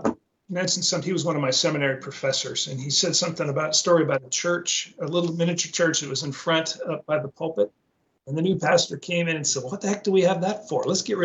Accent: West Coast, United States; Not a Seahawks fan because I grew up in the West Coast

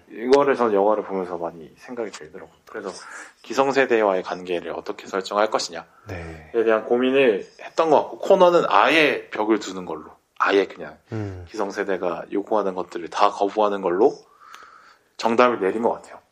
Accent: Busan, South Korea; moved away as an adult; also born or lived in Seoul; 저 부산에서 고등학교 나왔는데

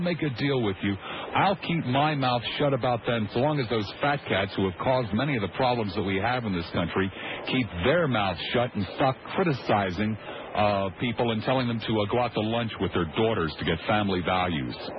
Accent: Collingswood, New Jersey, United States; growing up in Collingswood, New Jersey

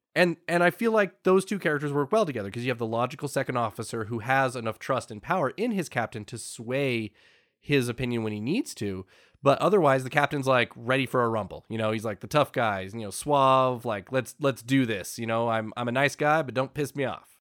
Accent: United States; us Americans

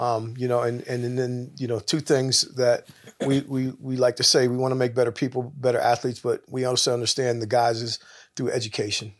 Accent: Pittsburgh, Pennsylvania, United States; I'm from Pittsburgh, Pennsylvania

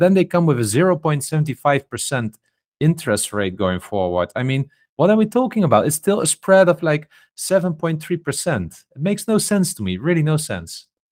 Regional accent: Netherlands; I come from the Netherlands

